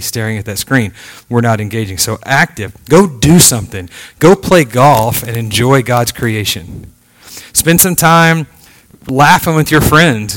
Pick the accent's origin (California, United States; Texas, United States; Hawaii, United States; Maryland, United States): Texas, United States; moved away as an adult; now in Virginia, United States; I'm from Texas